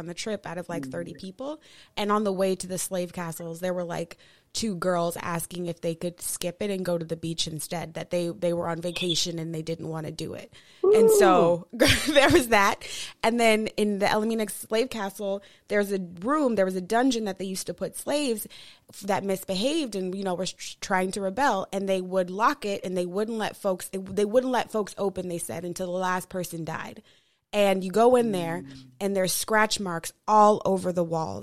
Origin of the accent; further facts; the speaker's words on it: Denver, Colorado, United States; growing up in Denver